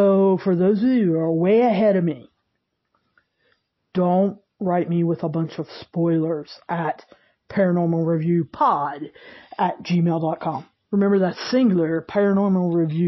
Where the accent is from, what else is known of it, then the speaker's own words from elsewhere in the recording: the South, United States; I'm from the South. There's actually a town called St. Albans that's, I don't know, 10 minutes from me.